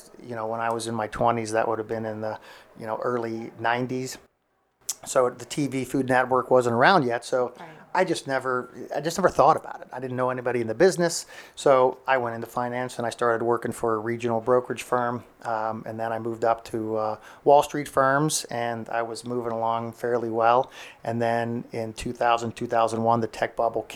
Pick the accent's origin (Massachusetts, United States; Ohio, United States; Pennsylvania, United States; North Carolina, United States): Ohio, United States; Cincinnati; moved away as an adult; also born or lived in New York / Estero, Florida; now in Punta Gorda, United States; we grew up in Cincinnati, Ohio, close to the city